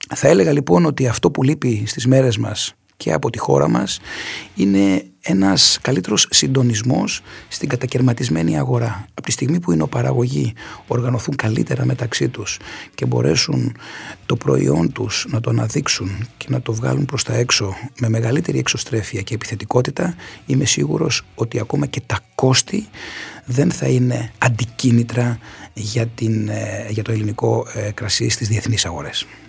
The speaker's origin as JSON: {"language": "Greek", "area": "Kefalonia", "region": "Ionian Islands", "country": "Greece", "tie": "born or raised there", "said": "στην ιδιαίτερη πατρίδα μου, στην Κεφαλονιά"}